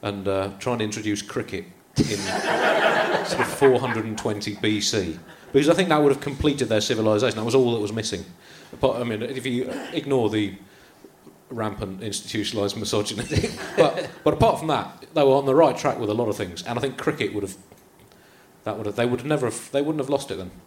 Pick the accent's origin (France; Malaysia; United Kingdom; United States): United Kingdom; Tunbridge Wells, South East England; I grew up in Tunbridge Wells